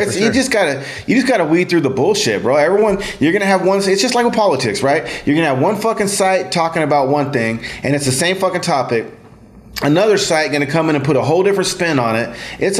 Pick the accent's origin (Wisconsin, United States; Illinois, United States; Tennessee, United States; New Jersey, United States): Illinois, United States; I am from Illinois. What the fuck is Illinois?